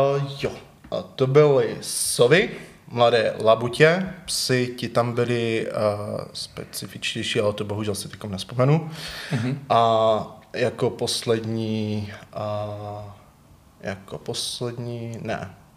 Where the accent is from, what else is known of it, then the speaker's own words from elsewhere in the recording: Třinec, Moravian-Silesian Region, Czechia; now in Ostrava, Czech Republic; Já jsem původně z Třince